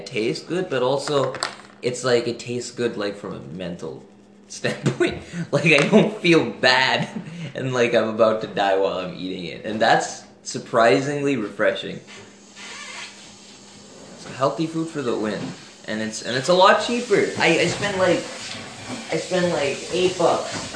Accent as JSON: {"language": "English", "region": "Dubai", "country": "United Arab Emirates", "tie": "born or raised there", "also_born_or_lived": "India", "moved": "as an adult", "lives_now": "Vancouver, Canada", "said": "I'm actually from India, and then I grew up in Dubai, so I came down here for uni."}